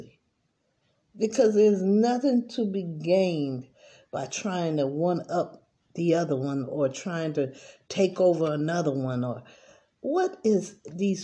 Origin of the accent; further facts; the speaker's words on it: United States; I grew up in America